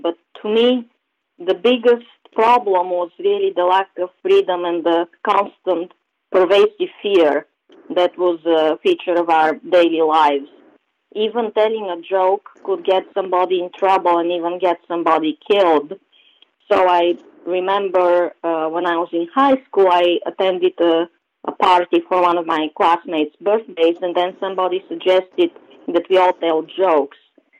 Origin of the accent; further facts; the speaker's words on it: Sofia, Sofia City, Bulgaria; moved away as an adult; now in United States; I was born and raised in Sofia, which is the capital of Bulgaria, and I spent the first half of my life today under communism, and the second half in the United States.